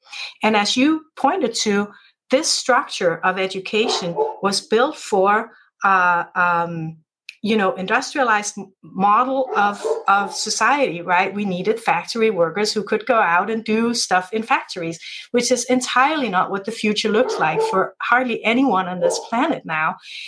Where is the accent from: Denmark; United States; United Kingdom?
Denmark; moved away; being part American but part Danish, growing up in the Danish system